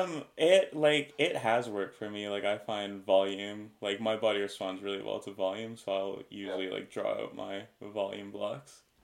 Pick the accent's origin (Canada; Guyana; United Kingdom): Canada; as a Canadian